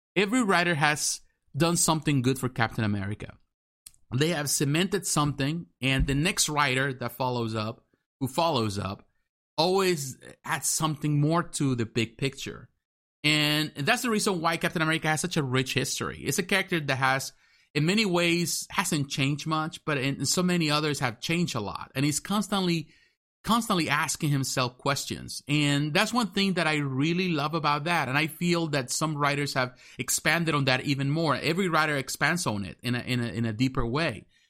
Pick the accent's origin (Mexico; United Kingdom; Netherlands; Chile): Mexico; now in United States; I'm American, but I grew up in Mexico. I was born in Mexico.